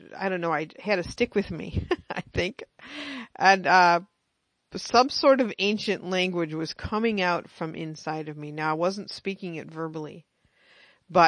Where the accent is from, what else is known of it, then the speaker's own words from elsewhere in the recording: United States; me being American